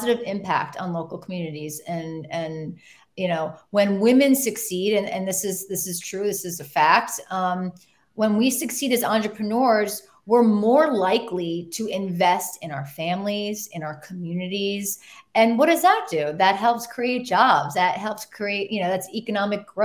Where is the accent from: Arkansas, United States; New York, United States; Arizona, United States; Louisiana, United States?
New York, United States; New York City; as a New Yorker